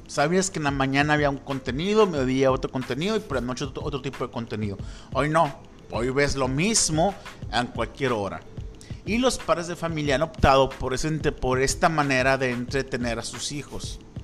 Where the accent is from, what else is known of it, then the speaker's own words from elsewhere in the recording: Mexico; como mexicanos